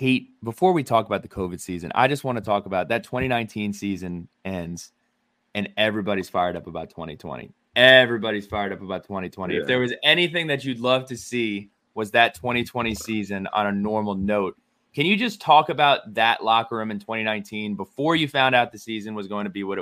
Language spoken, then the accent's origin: English; New Jersey, United States; moved away as an adult; I'm coming from New Jersey